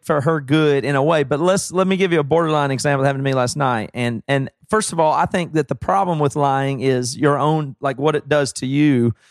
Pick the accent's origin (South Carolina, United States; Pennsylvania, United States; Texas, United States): South Carolina, United States